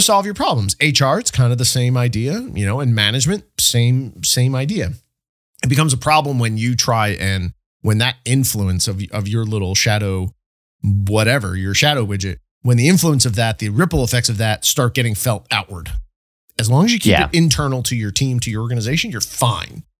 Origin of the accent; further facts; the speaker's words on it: State College, Pennsylvania, United States; my hometown, State College here